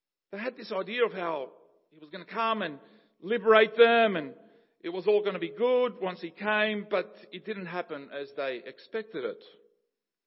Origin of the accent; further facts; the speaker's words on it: Paraguay; moved away; growing up in Paraguay and going back to my childhood and all of that, this cross-cultural upbringing between Paraguayan and Ukrainian